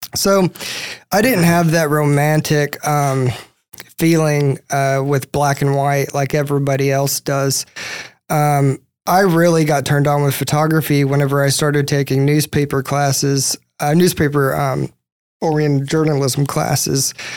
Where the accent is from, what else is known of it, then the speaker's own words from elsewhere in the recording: East Texas, United States; I'm from East Texas originally